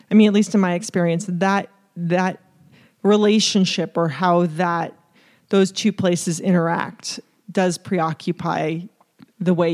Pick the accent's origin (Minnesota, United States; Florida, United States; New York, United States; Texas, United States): New York, United States; I'm from New York.